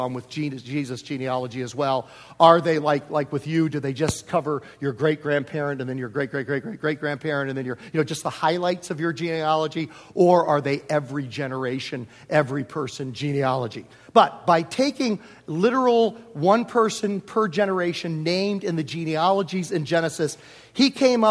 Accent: Virginia, United States; also born or lived in Homer, New York / Prince George, Virginia; now in Southern California, United States; I grew up in Virginia

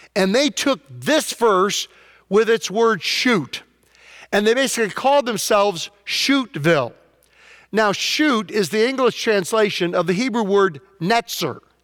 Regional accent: Prince George, Virginia, United States; moved away; the most famous person from my hometown, Prince George, Virginia, was Larry Brooks

